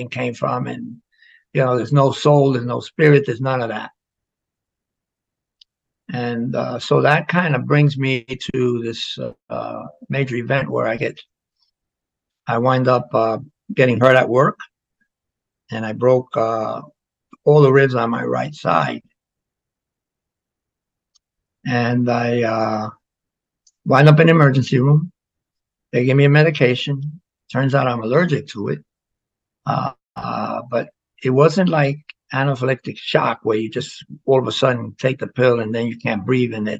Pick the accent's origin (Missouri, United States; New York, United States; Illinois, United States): New York, United States; New York City; moved away; also born or lived in Florida; Growing up in the South Bronx